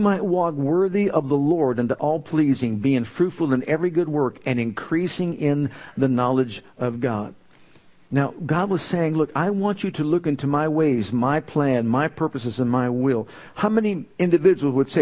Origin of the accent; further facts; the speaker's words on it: Youngstown, Ohio, United States; moved away as an adult; also born or lived in Tulsa, Oklahoma; When I was called to leave my hometown of Youngstown to go to Tulsa, Oklahoma